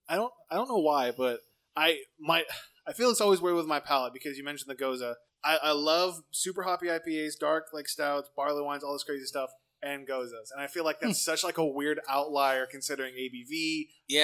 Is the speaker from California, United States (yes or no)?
yes; Lemoore, California, United States; moved away; I'm from Lemoore originally